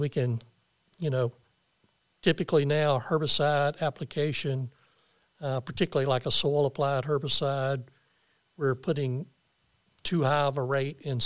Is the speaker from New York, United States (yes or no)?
no; the Arkansas Delta, United States; I grew up in the Delta over on the Arkansas side